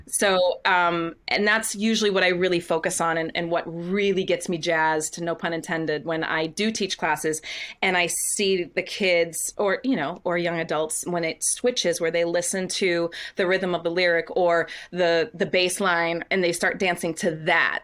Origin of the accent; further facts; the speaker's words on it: Windham, Maine, United States; also born or lived in Scarborough, Maine; I grew up, yep, I grew up in Wyndham, Maine. Um, I, well, I moved to Maine, uh, when I was six. We first moved to Scarborough, and then when I was eleven, we moved to Wyndham.